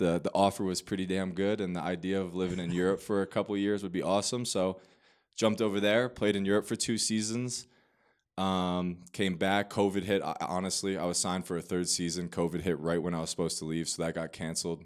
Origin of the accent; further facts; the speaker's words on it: Manasquan, New Jersey, United States; moved away as an adult; I am born and raised in New Jersey, Monmouth County, so Manasquan, New Jersey. Um, spent my whole childhood there